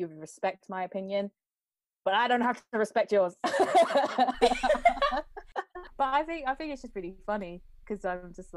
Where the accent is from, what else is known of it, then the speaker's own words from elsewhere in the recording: United Kingdom; I'm a British born Chinese individual